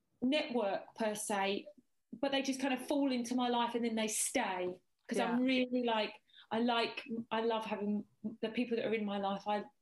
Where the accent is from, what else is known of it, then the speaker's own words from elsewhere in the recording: Westcliff-on-Sea, East of England, United Kingdom; moved away; also born or lived in Romford / Dagenham / Thorpe Bay / South Woodham Ferrers; Lived in Dagenham, Dagenham. Then we moved, I think I was about four, we moved to Westcliff-on-Sea, where I went to school at Earls Hall.